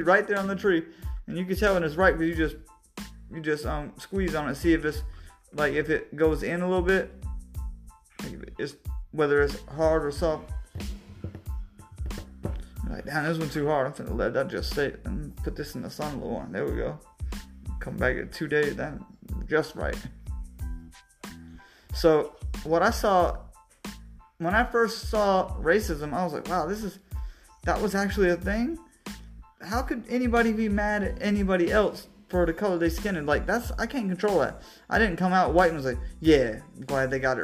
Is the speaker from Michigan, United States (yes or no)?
no; Lake Wales, Florida, United States; I'm 35 and from Florida, originally Central Florida, Lake Wales to be specific.